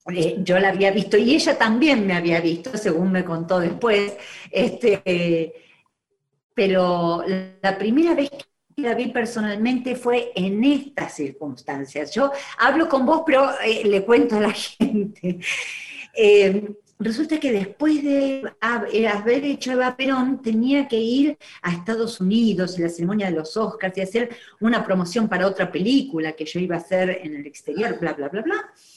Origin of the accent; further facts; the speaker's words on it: Argentina; yo nací en Argentina, sí. Digo que me quedé en Argentina cuando ellos volvieron